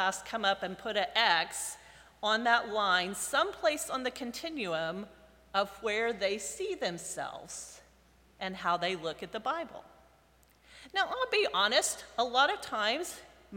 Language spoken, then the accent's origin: English; United States; I come from America, right? From North America, from the United States